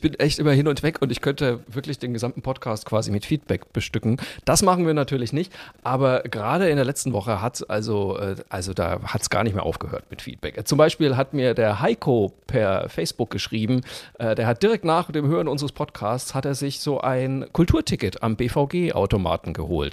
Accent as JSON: {"language": "German", "area": "Franconia", "region": "Bavaria", "country": "Germany", "said": "ich bin ja Franke"}